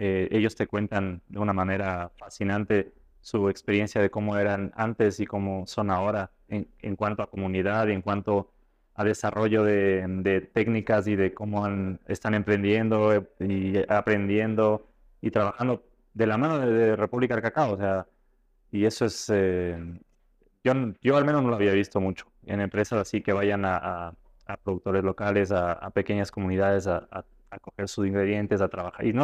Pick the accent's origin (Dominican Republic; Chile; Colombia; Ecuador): Ecuador; puedes transmitir esto siendo ecuatoriano a los chefs eh, que, asisten a tus clases o a tus presentaciones es, lo mejor para mí. Eh, es estar lejos representando a tu, a tu país